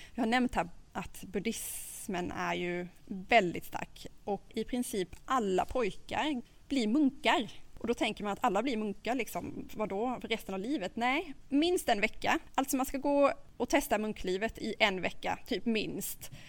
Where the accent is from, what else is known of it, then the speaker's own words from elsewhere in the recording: Sweden; vi svenskar